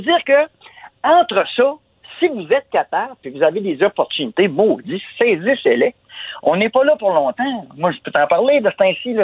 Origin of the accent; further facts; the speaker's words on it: Quebec, Canada; on est des Québécois, on est, des Nordiques